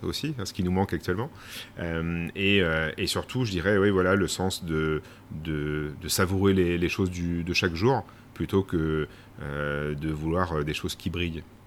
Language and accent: French; Domont, Île-de-France, France; moved away; also born or lived in Les Sables-d'Olonne area, western France; je suis né en région parisienne, dans le Val d'Oise, à Daumont exactement